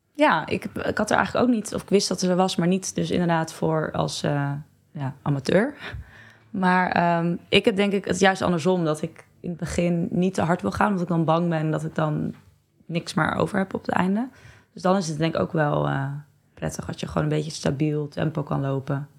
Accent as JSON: {"language": "Dutch", "town": "Barneveld", "region": "Gelderland", "country": "Netherlands", "moved": "yes", "lives_now": "Amsterdam, Netherlands", "said": "ik uit het klein dorpje Barneveld kom, waar ik ook heel trots op ben"}